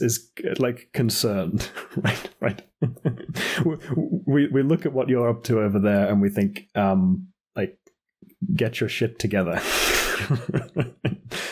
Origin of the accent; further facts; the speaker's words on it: United Kingdom; moved away as an adult; also born or lived in United States; now in Europe; So as a Brit, looking in at the American politics from the outside, and I'm a Brit living in Europe, and I've also lived in the States briefly when I was a kid